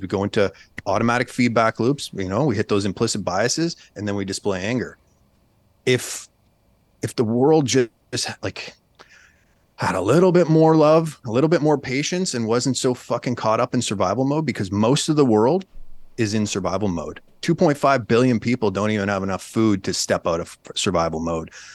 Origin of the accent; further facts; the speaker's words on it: Canada; moved away as an adult; now in United States; I'm a Canadian